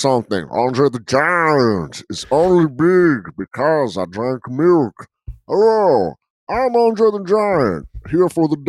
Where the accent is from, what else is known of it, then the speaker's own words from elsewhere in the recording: Denver, Colorado, United States; I'm from Denver. And that's a very normal thing where we're from, where it's like you have milk with dinner.